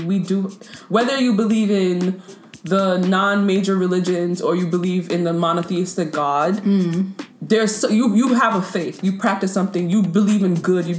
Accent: United States; But I'm American

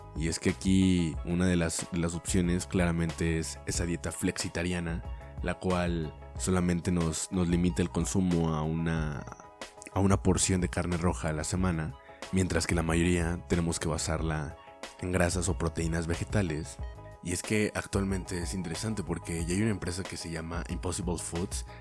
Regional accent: Mexico

